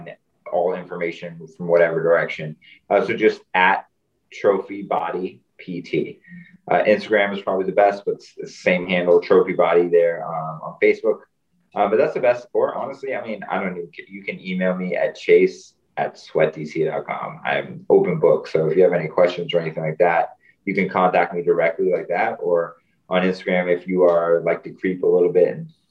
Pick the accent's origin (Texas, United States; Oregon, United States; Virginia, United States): Virginia, United States; moved away as an adult; now in Washington, D.C., United States; growing up in Virginia